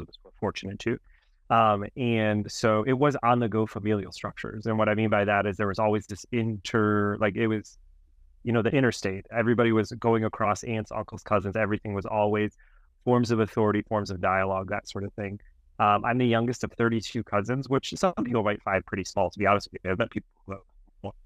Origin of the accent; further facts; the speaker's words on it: Cleveland, Ohio, United States; also born or lived in France; now in Illinois, United States; I grew up in Cleveland